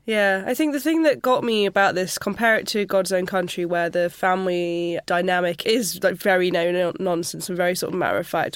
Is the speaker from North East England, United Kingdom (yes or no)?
no; Sheffield, Yorkshire and the Humber, United Kingdom; I grew up just outside of Sheffield